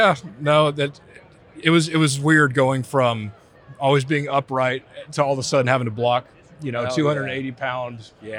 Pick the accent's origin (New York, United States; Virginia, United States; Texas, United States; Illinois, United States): Texas, United States; Houston; I'm born and raised in Houston.